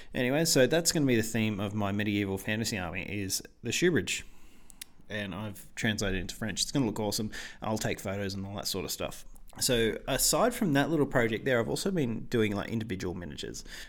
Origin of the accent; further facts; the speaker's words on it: Australia; I'm an Australian